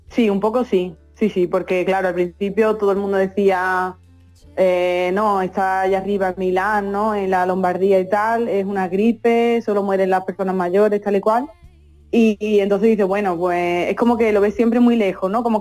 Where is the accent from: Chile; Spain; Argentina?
Spain; Albaida del Aljarafe, Andalusia; moved away as an adult; now in Italy; Mi pueblo es Albaida las Aljarafe. Eso es. En el Aljarafe sevillano.